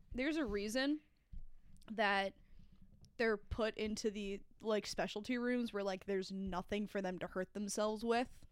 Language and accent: English; Florida, New York, United States; I grew up in Orange County, New York, in the town of Florida